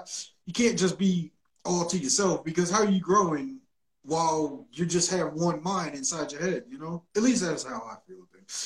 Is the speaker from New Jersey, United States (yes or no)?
yes; Willingboro, New Jersey, United States; now in Atlanta, United States; a guy from Willingboro, New Jersey, where I'm from, a lot of people think it's Philly, but no, I am from New Jersey